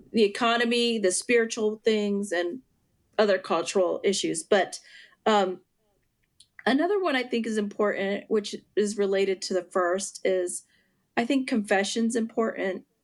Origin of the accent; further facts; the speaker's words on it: western northwestern Pennsylvania, United States; also born or lived in Puerto Rico; I grew up most of um, my life in western northwestern Pennsylvania, where my dad's from